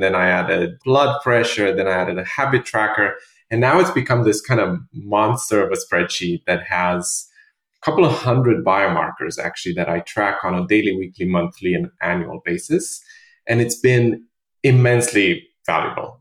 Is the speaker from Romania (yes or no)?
yes; Romania; also born or lived in London; now in New York, United States; I'm originally from Romania, and I lived in London for many years uh, with my previous startup, and then I moved to to New York in 2016